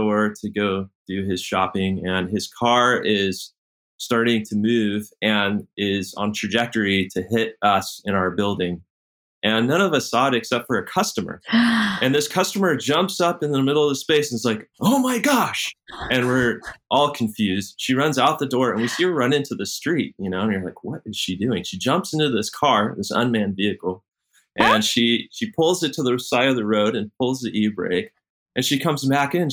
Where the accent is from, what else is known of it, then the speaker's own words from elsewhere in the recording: Sacramento, California, United States; I grew up in Sacramento